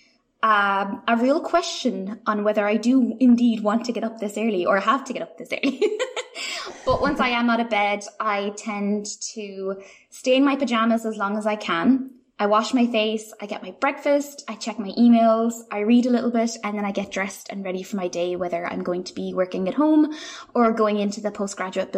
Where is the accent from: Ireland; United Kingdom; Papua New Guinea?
Ireland; even though I am Irish